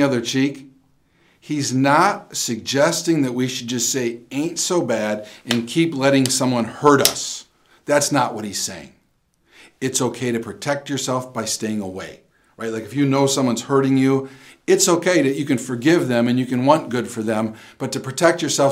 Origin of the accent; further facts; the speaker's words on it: Wisconsin, United States; I'm from Wisconsin